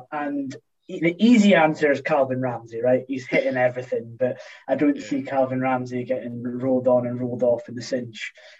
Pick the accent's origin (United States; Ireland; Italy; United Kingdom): United Kingdom; Scotland; As a Scottish international DraftKings player, I do like the more complicated versions of fantasy football.